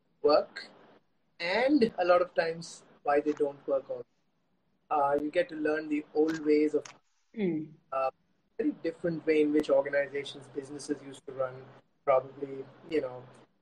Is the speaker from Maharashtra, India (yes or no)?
no; Kolkata, West Bengal, India; moved away as an adult; also born or lived in Jaipur; I'm born and brought up in Calcutta